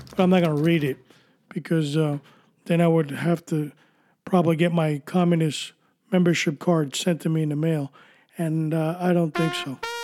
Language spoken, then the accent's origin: English; New York City, New York, United States; moved away; also born or lived in Miami, Florida; I was born and raised in New York City